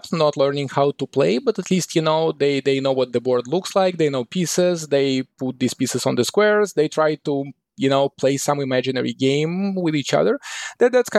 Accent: Moscow, Russia; moved away as an adult; also born or lived in Kyiv, Ukraine; now in United States; I was born in Kyiv in Ukraine, and when I was about 7 years old, my parents moved to Moscow, to Russia, and this is where I spent about 20 years of my life before moving to the United States to study

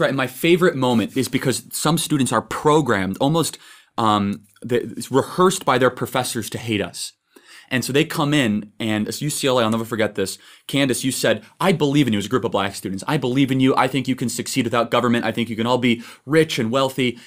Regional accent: Chicago, Illinois, United States; I'm from Chicago

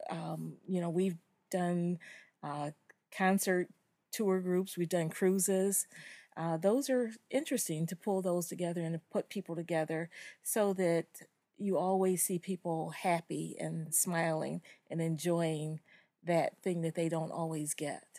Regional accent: Detroit, Michigan, United States; I am from Detroit, Michigan, Motown

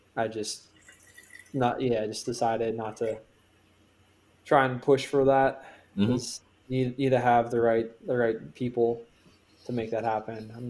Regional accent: Minnesota, United States; now in Pittsburgh, United States; I'm from Minnesota

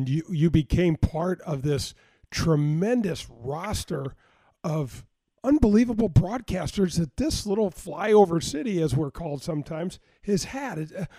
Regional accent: North County, Missouri, United States; I grew up in North County

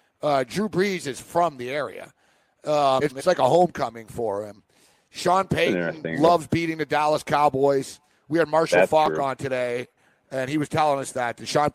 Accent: Montreal, Quebec, Canada; So he's from Montreal. I'm from Montreal.

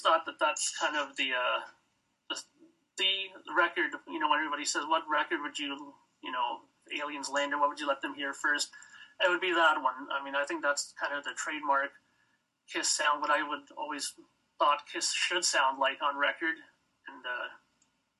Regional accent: Toronto, Ontario, Canada; now in Brampton, Canada; I'm from Toronto

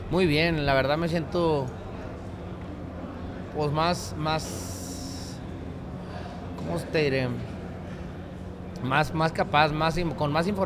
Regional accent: La Paz, Baja California Sur, Mexico; Pues, haz de cuenta que yo soy de La Paz, California Sur.

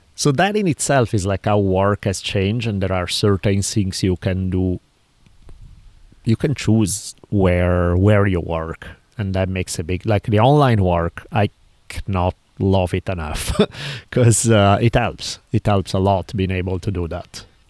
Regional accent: Italy; moved away; I grew up in Italy

